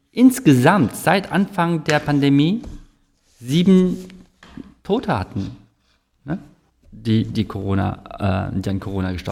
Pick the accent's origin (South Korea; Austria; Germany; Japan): South Korea; ich bin ja auch Koreaner und ich sehe halt, wie in Korea das gemanagt wird.